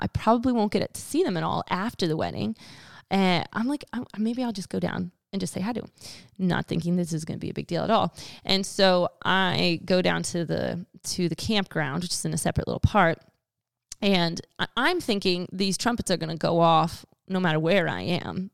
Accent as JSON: {"language": "English", "region": "Pennsylvania", "country": "United States", "moved": "yes", "said": "I'm from Pennsylvania"}